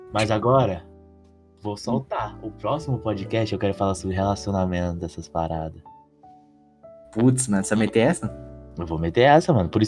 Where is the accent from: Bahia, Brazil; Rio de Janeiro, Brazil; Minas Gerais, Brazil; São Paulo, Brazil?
Bahia, Brazil; Mal preguiça, mano, sou baiano.